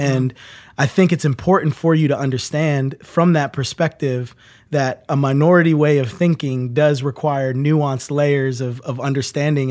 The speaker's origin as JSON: {"language": "English", "region": "New Jersey", "country": "United States", "tie": "born or raised there", "moved": "yes", "said": "I grew up in New Jersey"}